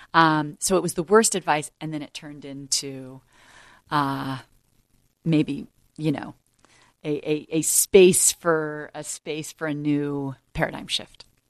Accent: United States; as an American

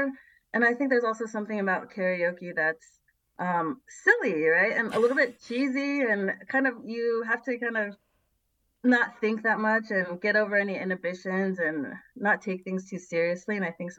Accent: San Jose, California, United States; I grew up in San Jose, California. I'm Taiwanese American

